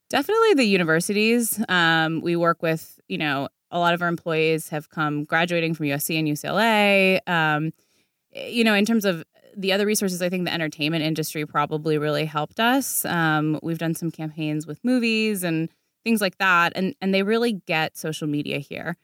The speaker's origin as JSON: {"language": "English", "area": "D.C.", "region": "Virginia", "country": "United States", "also_born_or_lived": "New York", "moved": "as an adult", "lives_now": "Los Angeles, United States", "said": "I'm from Virginia, outside Washington, D C. My whole family's still there"}